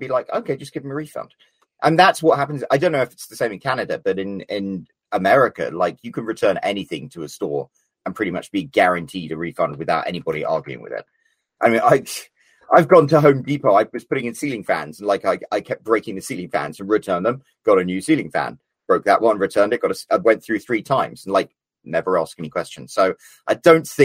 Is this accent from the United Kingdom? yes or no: yes; Scotland, United Kingdom; I'm Scottish.